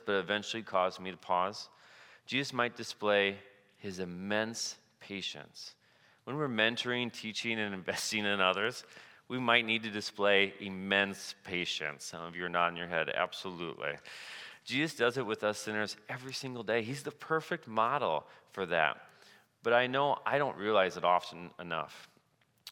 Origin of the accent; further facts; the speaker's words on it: Cedar Falls, Iowa, United States; I grew up in Cedar Falls, and during my junior year in high school, I started taking some steps in my faith life.